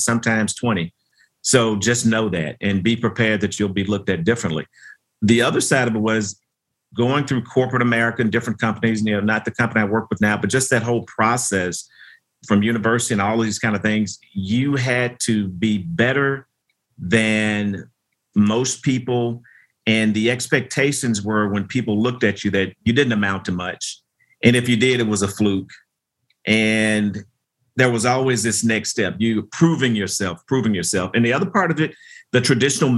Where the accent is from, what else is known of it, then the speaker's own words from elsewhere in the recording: Memphis, Tennessee, United States; a lot of my formative years were spent growing up in Memphis, Tennessee